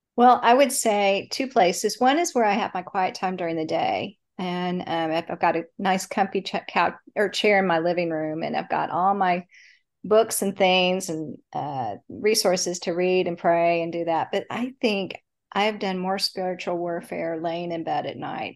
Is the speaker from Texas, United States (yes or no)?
yes; Dallas, Texas, United States; I grew up in Dallas, Texas. I still live in Dallas